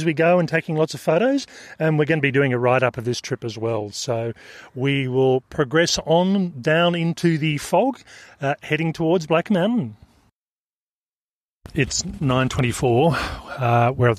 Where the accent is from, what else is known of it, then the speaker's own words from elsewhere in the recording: Canberra, Australian Capital Territory, Australia; my hometown city of Canberra.